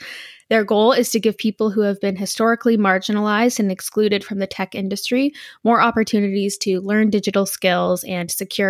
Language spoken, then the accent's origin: English; Canada; since I'm Canadian